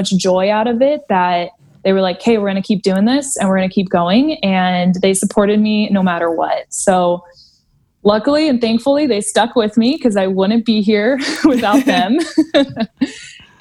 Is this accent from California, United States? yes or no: yes; Orange, California, United States; being from Orange County, the city of Orange